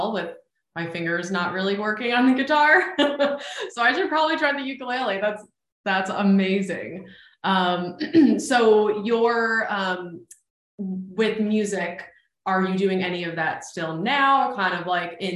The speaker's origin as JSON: {"language": "English", "region": "New England", "country": "United States", "said": "I'm also from New England"}